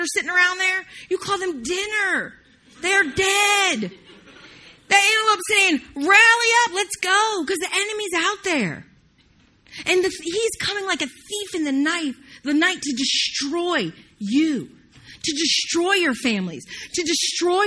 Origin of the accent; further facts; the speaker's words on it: the South, United States; I'm from the South, can't get it out